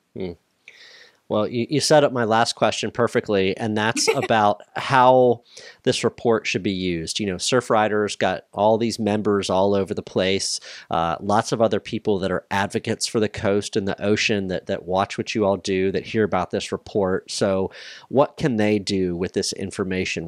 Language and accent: English; Maryland, United States; now in Wilmington, United States; Maryland is my home state